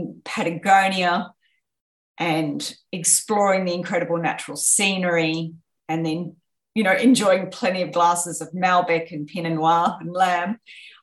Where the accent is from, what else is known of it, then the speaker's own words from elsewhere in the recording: Australia; growing up in Australia where we have a very comfortable life